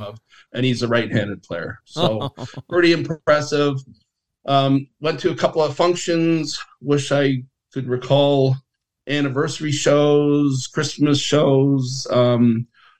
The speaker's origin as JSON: {"language": "English", "town": "Leith", "region": "Scotland", "country": "United Kingdom", "tie": "born or raised there", "moved": "yes", "said": "Leaf, where I was born in Scotland"}